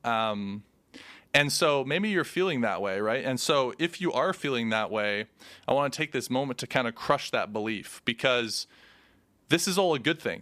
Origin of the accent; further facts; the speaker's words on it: Canada; we're Canadian, so it's, like, hockey's a thing here